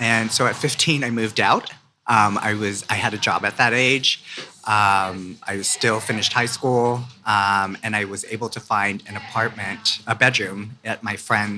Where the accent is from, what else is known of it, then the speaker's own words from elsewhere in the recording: San Francisco, California, United States; So I grew up originally in San Francisco.